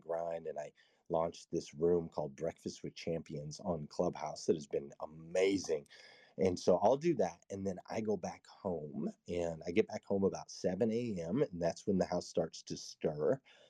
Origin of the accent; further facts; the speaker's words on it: West Coast, United States; now in Kentucky, United States; I grew up on the West Coast, and typically on the West Coast, whenever I'd meet somebody, I'd say, where are you from?